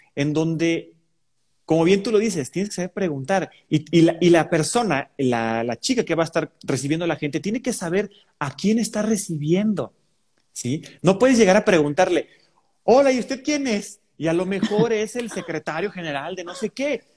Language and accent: Spanish; San Luis Potosí, Mexico; mi ciudad natal que quiero tanto, pero que, ah, cómo tiene sus grandes detalles. San Luis Potosí.